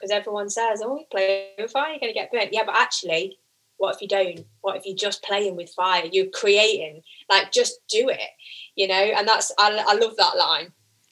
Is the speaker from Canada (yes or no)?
no; Midlands, United Kingdom; accent: Midlands; my annoying Midlands accent